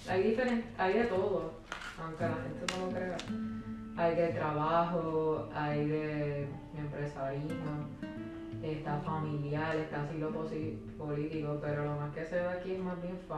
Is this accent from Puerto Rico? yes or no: yes; Puerto Rico